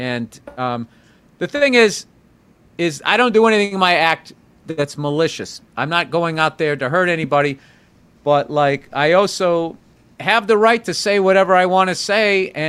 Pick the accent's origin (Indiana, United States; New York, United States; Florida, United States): New York, United States; New York City; I'm from New York City. I mean, coming out here seeing all this cattle.